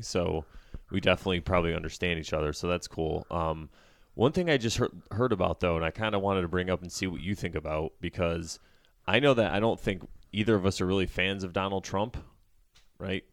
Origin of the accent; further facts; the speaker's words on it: United States; as an American